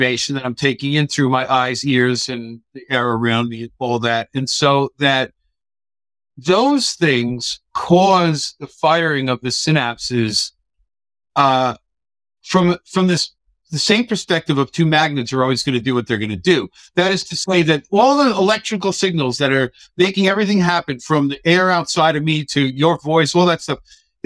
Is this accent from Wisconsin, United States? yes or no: no; New York, United States; first language English; I'm a New Yorker, dude. I don't speak proper English at all